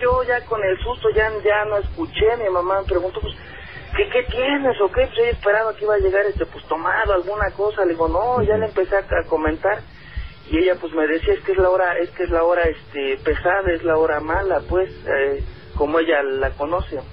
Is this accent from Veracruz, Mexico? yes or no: yes; Xalapa, Veracruz, Mexico; also born or lived in Miguel Hidalgo, Mexico City; now in Mexico City, Mexico; yo desde cuando era pequeño, yo soy de Veracruz, de Jalapa Veracruz, este, del municipio del Castillo, a un ladito de, de, de Jalapa, pues.